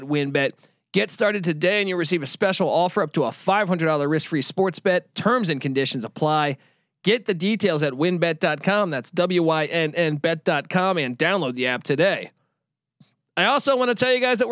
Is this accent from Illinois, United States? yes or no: no; Washington, District of Columbia, United States; I grew up in Washington, D.C., the D.C. area